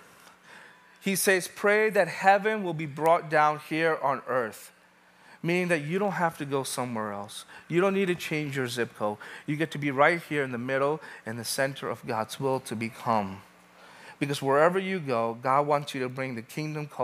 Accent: New York City, New York, United States; born and raised in New York, Brooklyn

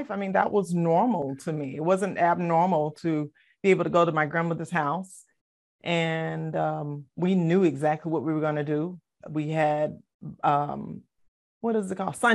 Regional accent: Savannah, Georgia, United States; also born or lived in Philadelphia, Pennsylvania; I was born in Philadelphia, but I was raised in Savannah, Georgia, in a single parent home with my mom. And I am one of five of the children that she birthed. And I was, um, you know, we, we were brought up Baptist.

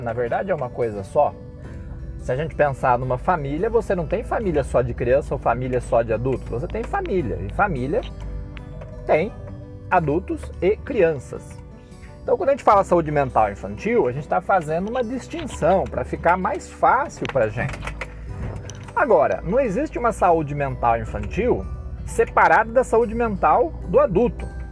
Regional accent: Cosmópolis, São Paulo, Brazil; Nós, cidadãos, cosmopolenses, brasileiros, católicos, cristãos

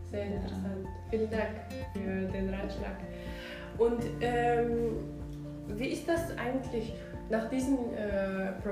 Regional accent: Kazakhstan; now in Berlin, Germany; ich komme ursprünglich eigentlich aus Kasachstan

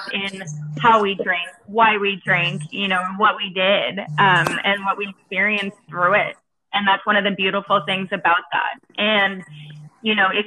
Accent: New York City, New York, United States; moved away as an adult; also born or lived in East Coast / Florida; I am from New York City

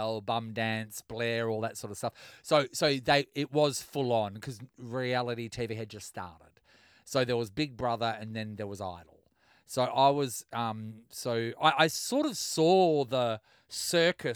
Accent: Kalgoorlie, Western Australia, Australia; now in Perth, Australia; I grew up in Kalgoorlie

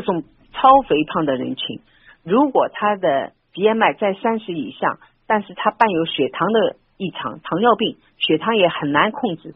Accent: Shanghai, China; 我们上海人

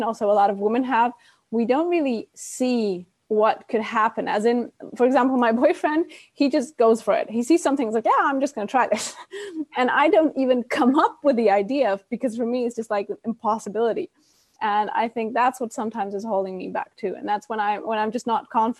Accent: Cyprus; also born or lived in Germany; now in Mallorca, Spain; I'm actually from Cyprus, but my mom's German. And well, I grew up in Cyprus and we moved to Germany

